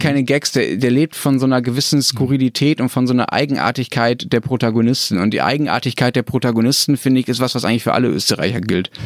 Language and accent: German; Germany; als Deutscher